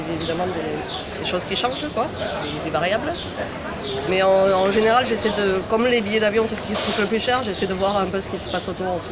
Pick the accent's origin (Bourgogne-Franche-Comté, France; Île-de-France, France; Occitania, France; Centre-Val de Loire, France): Occitania, France; Albi; moved away as an adult; also born or lived in Brussels, Belgium; now in Berlin, Germany; j'ai habité 18 ans à Albi parce que j'y suis née